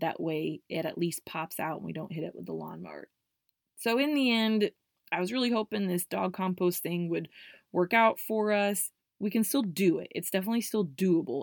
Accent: Indiana, United States; I grew up here in Indiana

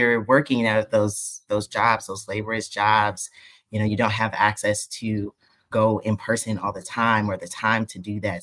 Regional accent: the South, United States; moved away; I'm from the South

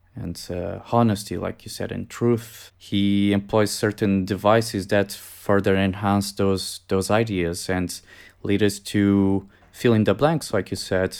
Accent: Portugal; I came back in two thousand seventeen to my home country, Portugal.

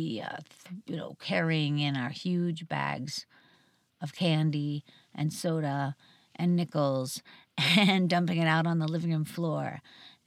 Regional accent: outside of Pittsburgh, Pennsylvania, United States; I grew up outside of Pittsburgh, Pennsylvania, really a very rural area.

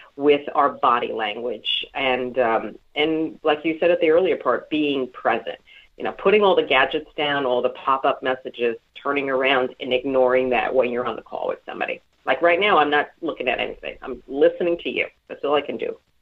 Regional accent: New York City, New York, United States; also born or lived in Brooklyn, New York; I was born in Brooklyn, raised in Queens

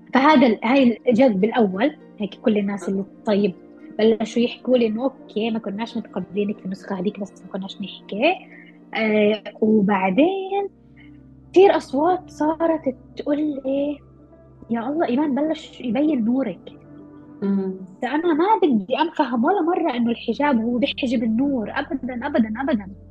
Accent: Palestine; احنا كمجتمع أو كفلسطينية محتلين

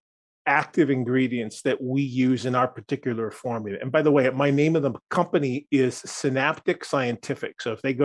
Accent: Wisconsin, United States; I come from Wisconsin, just north of you

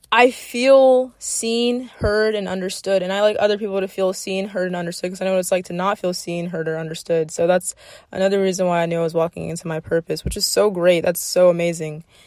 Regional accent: South Florida, United States; I'm from South Florida, and that's what we grew up on

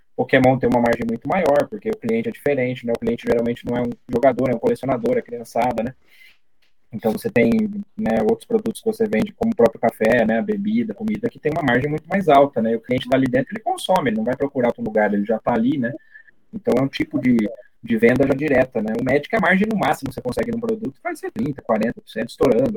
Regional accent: Brazil; Não fui muito bem recebido como brasileiro

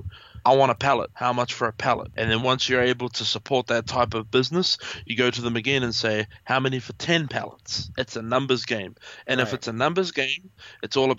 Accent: New Zealand

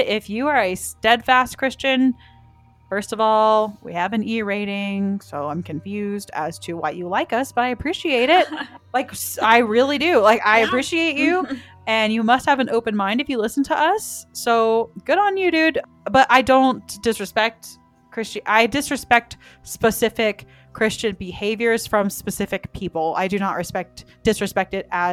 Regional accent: the South, United States; I was raised in the South

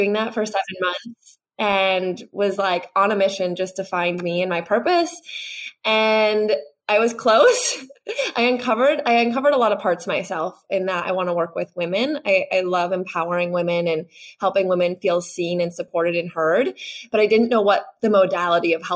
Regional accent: Wisconsin, United States; moved away as an adult; also born or lived in Chicago, Illinois; now in California, United States; I'm from the Midwest, grew up in Wisconsin, small town

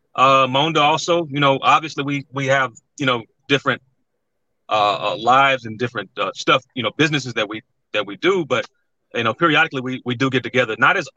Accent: Mississippi, United States; also born or lived in Long Beach, California; I'm originally from Long Beach, California. I moved to Mississippi, stayed there, went to high school and college, and came up.

